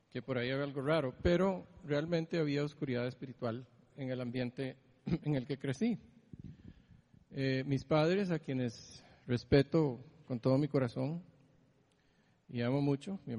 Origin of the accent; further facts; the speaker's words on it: Greece; born there; Yo nací en Grecia. Eh, hace demasiado tiempo.